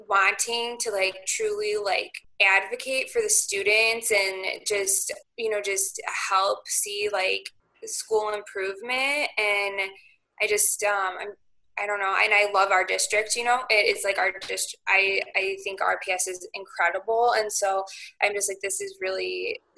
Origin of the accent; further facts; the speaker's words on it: Marengo, Illinois, United States; also born or lived in Crystal Lake, Illinois; I grew up in Lake Marengo, right on the outskirts, and then I went to high school in Crystal Lake